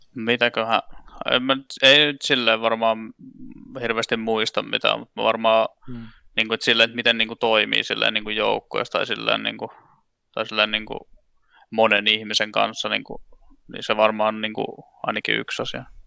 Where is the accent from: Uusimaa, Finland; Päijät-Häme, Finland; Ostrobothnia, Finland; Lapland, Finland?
Ostrobothnia, Finland; Vaasa; moved away as an adult; now in Tampere, Finland; mä oon Vaasasta kotoisin. Siellä mä tota, lapsuuteni vietin ja ihan niin kuin johonkin, mitäs mä nyt olin sitten 21 ennen kuin mä sieltä muutin pois